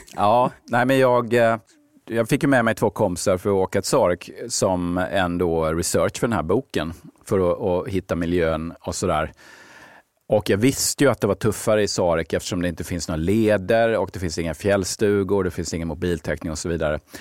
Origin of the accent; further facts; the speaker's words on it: Ronneby, Blekinge, Sweden; now in Stockholm, Sweden; min egen uppväxt i, hemma i Ronneby.